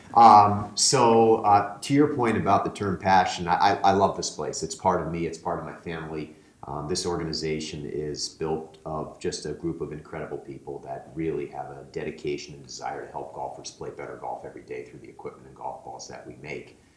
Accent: United States; moved away; I grew up playing competitive golf back on the East Coast, I'm from the New York, Connecticut area originally.

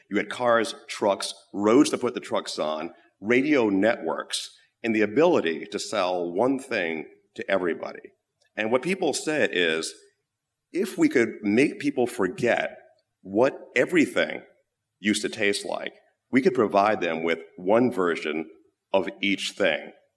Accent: United States; also born or lived in London; being an American

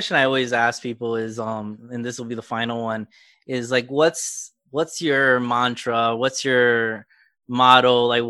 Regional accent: South Florida, United States; also born or lived in Illinois; I was born and raised in South Florida, and I'm Cuban and Puerto Rican, but I grew up like in a Venezuelan, Colombia area. So I have like a myriad of Latin America, but then I went to school in Illinois for my first 2 years.

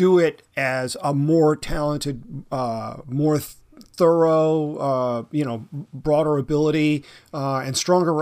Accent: the South, United States; moved away; also born or lived in Northampton, Massachusetts; I'm actually from the South.

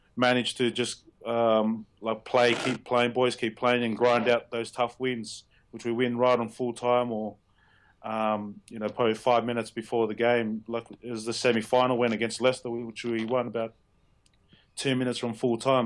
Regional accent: Australia; moved away as an adult; now in Northampton, United Kingdom; They just know me as the Aussie around here

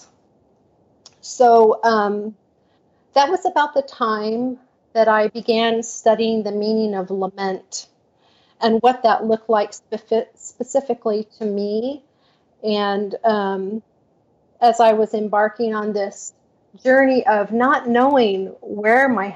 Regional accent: Portland, Oregon, United States; I was born and raised in Portland, Oregon. And I still live here after almost 64 years

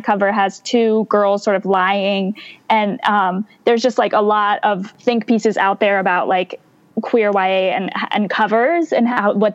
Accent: Ann Arbor, Michigan, United States; I grew up in Ann Arbor, Michigan

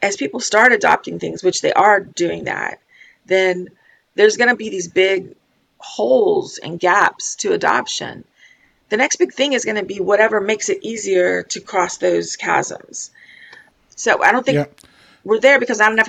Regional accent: Florida, United States; I'm from Florida

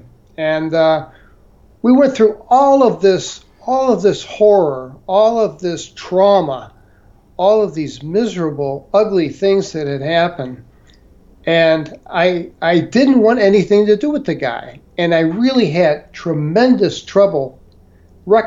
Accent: St. Louis, Missouri, United States; moved away; I was from St. Louis

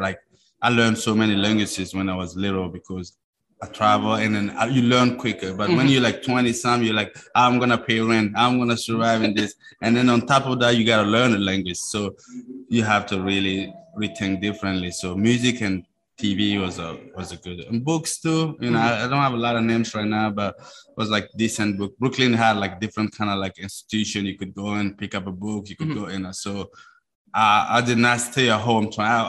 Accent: Burkina Faso; first language Mooré; English is a second language; is my native language. It's my ethnicity is called Mosi.

